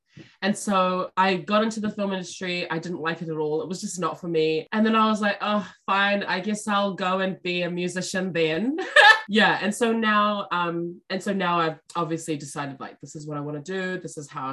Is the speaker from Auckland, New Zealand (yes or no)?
yes; Auckland, New Zealand; also born or lived in Wellington; So I was born in South Auckland